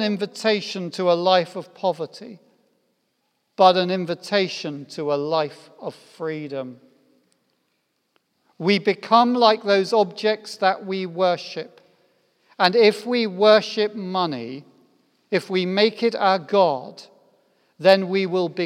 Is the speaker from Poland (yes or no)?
no; United Kingdom; I'm British